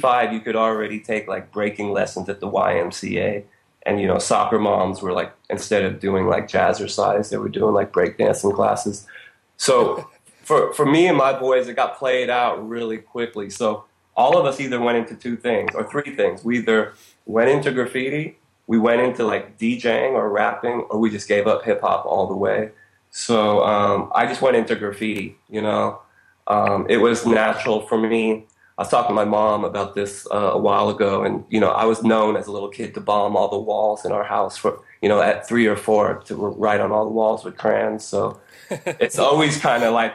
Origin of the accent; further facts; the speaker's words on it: Berkeley, California, United States; also born or lived in Switzerland; now in New York, United States; I'm from Berkeley. This is West Coast, California